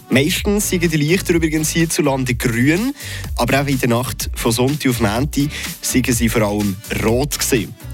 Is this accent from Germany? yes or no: no; Switzerland; am allermeisten gibt es die Polarlichter bei uns in der Schweiz im Monat September, Oktober und März.